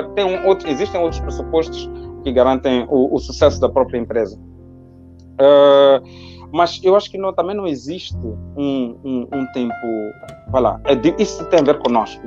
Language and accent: Portuguese; Matola, Maputo, Mozambique; moved away as an adult; also born or lived in Lisbon; nasci na Matola e nasci e cresci na Matola.